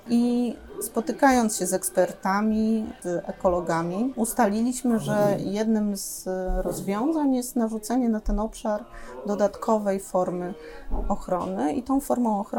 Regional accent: Sopot, Pomeranian Voivodeship, Poland; Ja jestem z Dolnego. My Sopocianie dzielimy się na tych, którzy są z Górnego i z Dolnego. My w Dolnym Sopocie na pierwszym miejscu stawiamy jednak plażę.

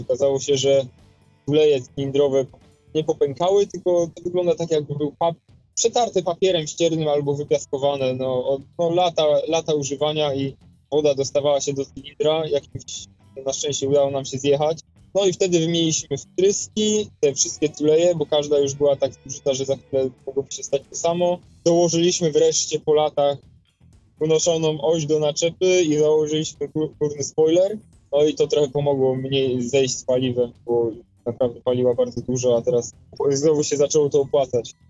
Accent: Poznań, Greater Poland, Poland; Pochodzę z Poznania

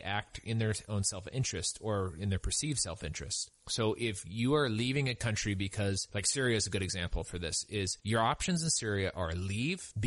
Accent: California, United States; I sort of think of myself as a Californian

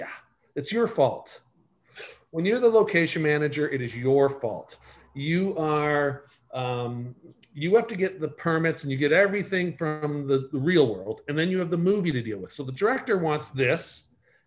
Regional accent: Markham, Ontario, Canada; moved away as an adult; also born or lived in Windsor, Ontario; now in Okanagan, Canada; I was born in Windsor, grew up in Markham

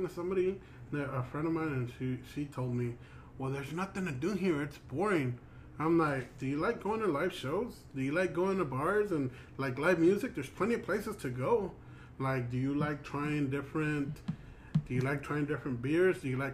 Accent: South Texas, United States; From South Texas

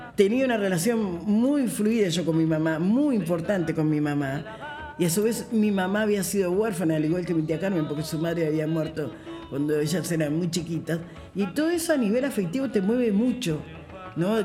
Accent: Montevideo, Uruguay; nací aquí en Montevideo, como les contaba, en el barrio Palermo, un barrio de negros, como, como dice la canción. Eh, y bueno, en este barrio me crié

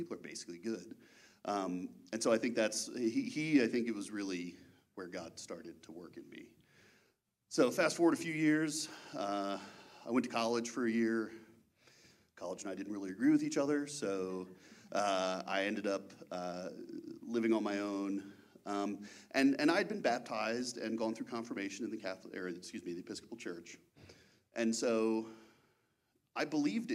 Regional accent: Baltimore, Maryland, United States; I was born and raised in Baltimore, Maryland, in and around Baltimore, Maryland

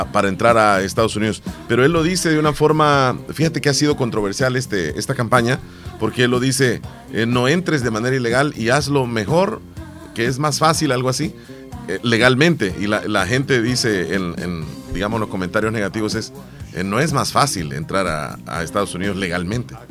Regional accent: El Salvador; así somos los salvadoreños

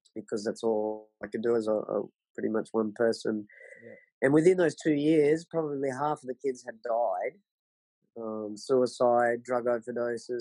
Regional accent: Sunshine Coast, Queensland, Australia; now in Bolivia; I'm from Queensland um, on the Sunshine Coast, and um, I had pretty much the best childhood anyone could want. Um, grew up there on the Sunshine Coast in the 70s

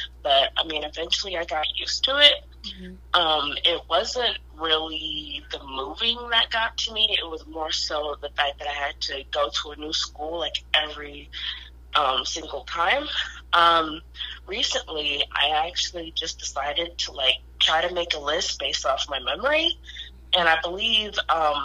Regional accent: Detroit, Michigan, United States; also born or lived in Taylor, Michigan; I'm born and raised in Detroit, but I've kind of lived all over southeastern Michigan.

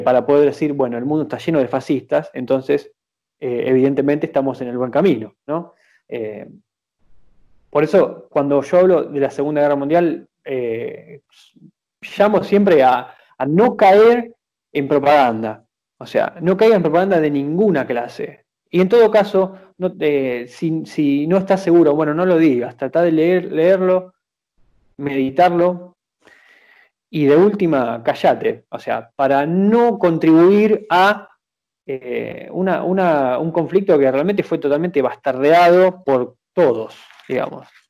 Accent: Argentina; nosotros como argentinos

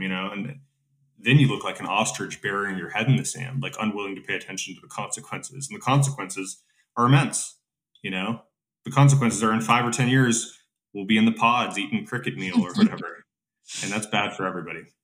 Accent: United States; as an American

